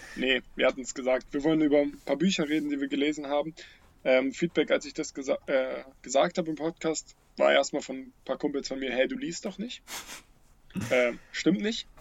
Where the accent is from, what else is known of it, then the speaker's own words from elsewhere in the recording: Teltow, Brandenburg, Germany; in Telto, wo ich aufgewachsen bin